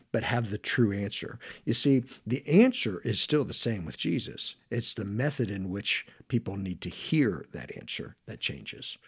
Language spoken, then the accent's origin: English; Florence, Kentucky, United States; moved away as an adult; also born or lived in Knoxville, Tennessee; now in Madison, United States; originally, I grew up in Florence, Kentucky, which is just down the river a little bit